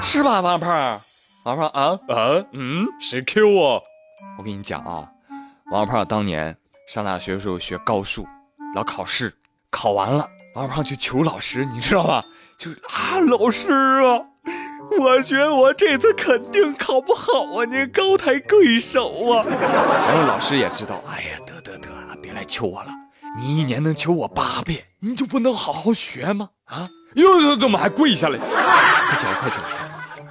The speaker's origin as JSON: {"language": "Chinese", "country": "China", "said": "我们中国人"}